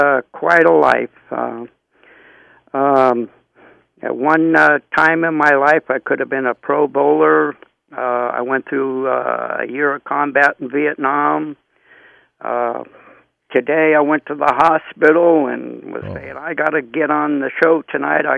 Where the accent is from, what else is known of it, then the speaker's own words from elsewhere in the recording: Crockett, California, United States; also born or lived in Oakland, California; I was born in, actually, in Oakland, California. We lived in Crockett, and then, you know, I was born at the hospital